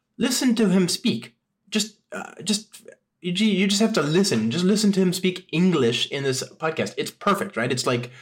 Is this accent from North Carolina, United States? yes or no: no; San Francisco, California, United States; my hometown of San Francisco